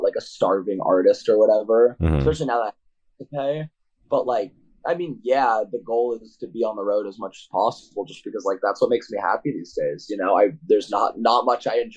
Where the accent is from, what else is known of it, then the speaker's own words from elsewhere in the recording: Orange County, California, United States; now in Providence, United States; growing up in Orange County